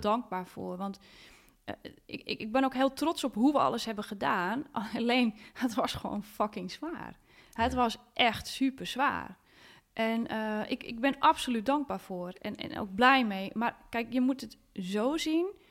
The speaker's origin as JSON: {"language": "Dutch", "town": "Hoorn", "region": "North Holland", "country": "Netherlands", "tie": "born or raised there", "said": "Ik ben opgegroeid in Horen"}